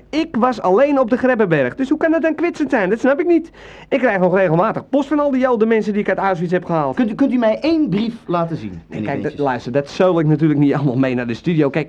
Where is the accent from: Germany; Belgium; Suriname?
Germany; Dutch is a second language; now in Netherlands; als Duitser in Nederland, eh, waar ik toch alweer een tijdje woon, is dit natuurlijk een hele ja, bijzondere tijd.